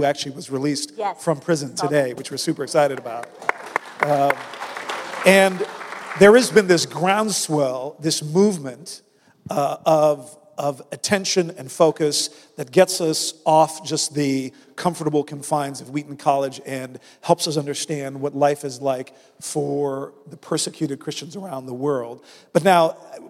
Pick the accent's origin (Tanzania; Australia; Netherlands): Netherlands; moved away; the Netherlands, my home country